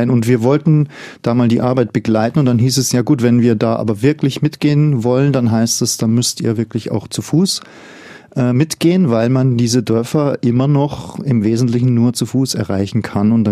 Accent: Bavaria, Germany; Ich komme ja aus dem Voralpenland und wir lachen ja immer drüber über diejenigen, die auf die Berge gehen und keine richtigen Schuhe anhaben.

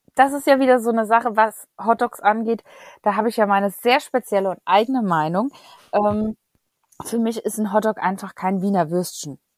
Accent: Germany; wir als Deutsche

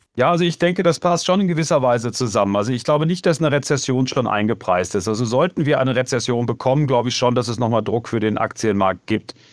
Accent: Germany; now in United States; ich bin selber Deutscher

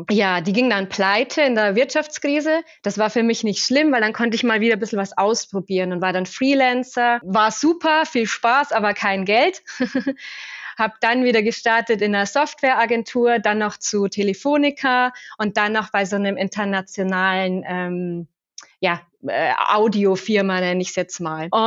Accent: Regensburg, Bavaria, Germany; Ich bin aufgewachsen in Regensburg und habe dann gestartet bei Siemens ganz klassisch ähm, kaufmännische Ausbildung

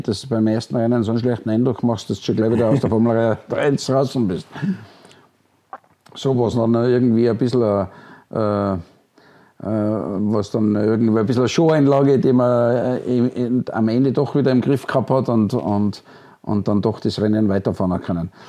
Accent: Austria; Rindt-Fan, als Österreicher klar.

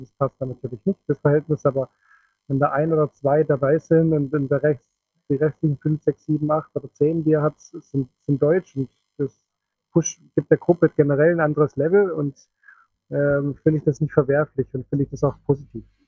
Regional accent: Switzerland; bei uns in der Schweiz

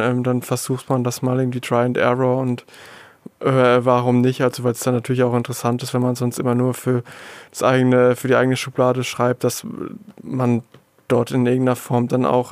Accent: Würzburg area, Lower Franconia, Bavaria, Germany; moved away as an adult; also born or lived in Stuttgart; now in Heilbronn district, Germany; ich komme aus dem Raum Würzburg, ähm, Unterfranken, bin dort ähm, auch aufgewachsen, zur Schule gegangen

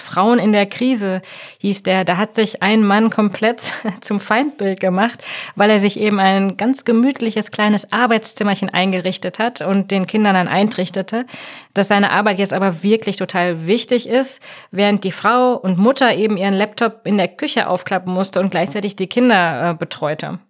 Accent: Germany; bei uns in Deutschland

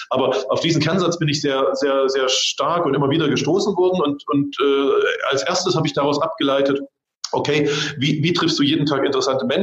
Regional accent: East Germany, Germany; ich komme aus dem Osten.

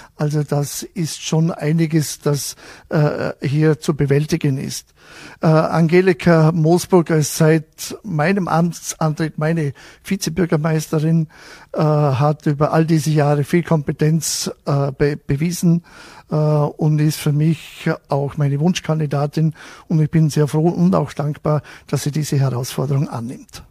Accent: Wolfurt, Vorarlberg, Austria; bei uns in Wolfert

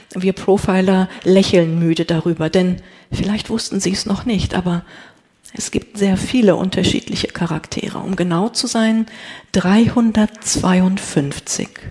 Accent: North Rhine-Westphalia, Germany; Ich komme aus Ostwestfalen

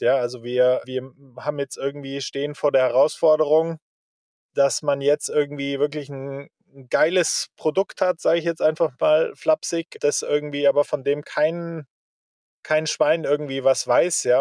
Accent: Germany; als Deutsche

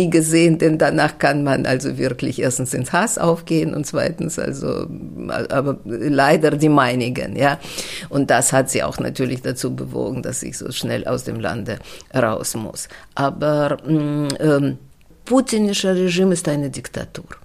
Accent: Russia; German is a second language; Und bei uns in Russland dauerte das sehr lange.

